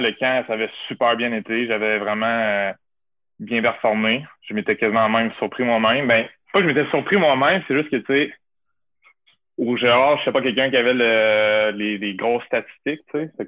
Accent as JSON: {"language": "French", "town": "Quebec City", "region": "Quebec", "country": "Canada", "said": "j'ai fini ma carrière en gagnant à Couvanier, chez nous, à Québec, avec la famille, les amis, les boys."}